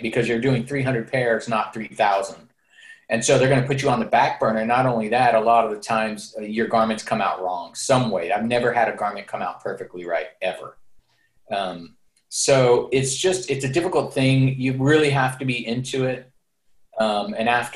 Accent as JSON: {"language": "English", "town": "San Francisco", "region": "California", "country": "United States", "tie": "born or raised there", "moved": "as an adult", "lives_now": "East Bay, United States", "said": "Born and raised in San Francisco"}